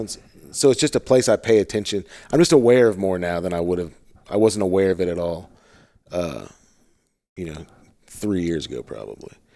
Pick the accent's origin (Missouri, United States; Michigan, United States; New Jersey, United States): Missouri, United States; St. Louis; moved away; I'm from St. Louis